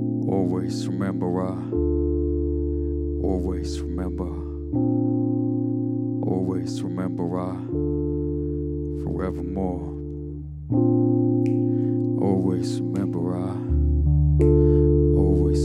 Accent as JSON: {"language": "English", "country": "Australia", "also_born_or_lived": "Kulin Nation (Victoria)", "said": "I'm a Yorta Yorta person myself"}